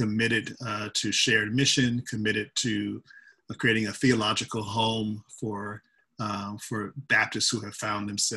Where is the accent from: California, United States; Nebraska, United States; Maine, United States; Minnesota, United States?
California, United States; Los Angeles; moved away as an adult; now in San Francisco Bay Area, United States; I hail from Los Angeles, California, where I spent half my life, my childhood and my college years